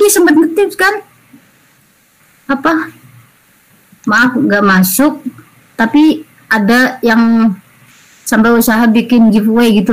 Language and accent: Indonesian; East Java, Indonesia; karena gue kan dari Jatim meskipun gak di Surabaya